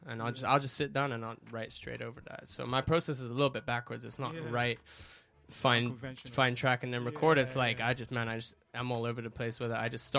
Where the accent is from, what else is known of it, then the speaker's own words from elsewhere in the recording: Hong Kong; I'm British and Spanish, but I grew up in Hong Kong, man. So, wow. 852, that's the country code I'm repping.